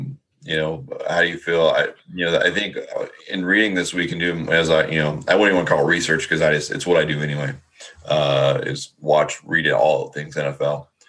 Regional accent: Washington, United States; born or raised there

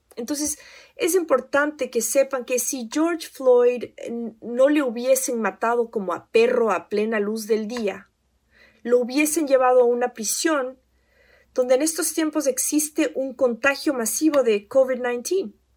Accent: Ecuador; now in United States; soy ecuatoriana y que he vivido en Estados Unidos por más de 20 años

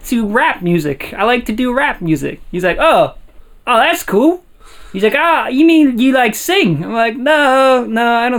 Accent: Warrendale, Pennsylvania, United States; I grew up in Warrendale.

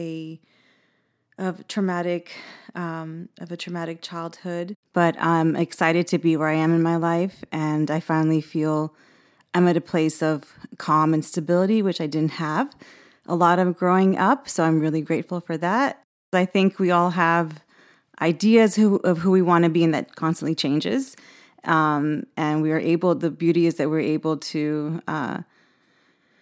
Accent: Houston, Texas, United States; also born or lived in Boston, Massachusetts; I was born in Boston, grew up in Houston. We moved there when I was three

